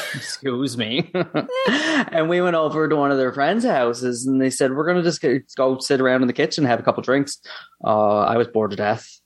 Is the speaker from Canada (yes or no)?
yes; New Waterford, Nova Scotia, Canada; I'm from the Waterford